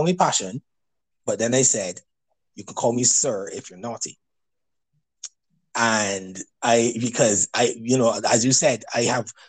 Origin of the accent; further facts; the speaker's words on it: Barbados; I'm from Barbados, so I've had people over the years tell me about my accent